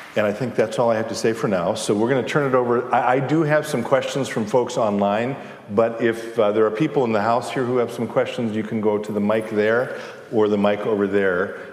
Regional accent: Chicago, Illinois, United States; I'm from Chicago.

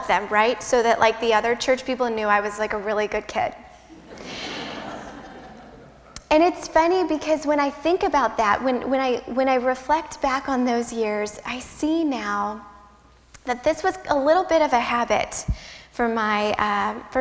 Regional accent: Midwest, United States; I'm a Midwesterner

